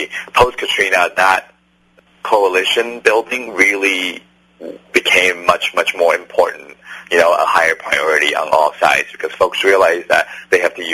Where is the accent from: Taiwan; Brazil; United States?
Taiwan; moved away; I'm from Taiwan